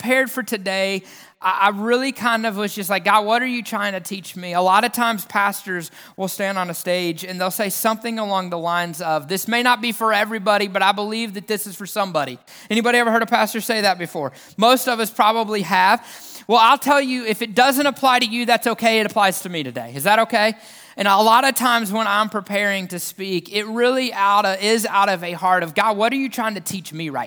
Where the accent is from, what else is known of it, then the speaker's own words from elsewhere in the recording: the South, United States; accent: southern; the southernness of my accent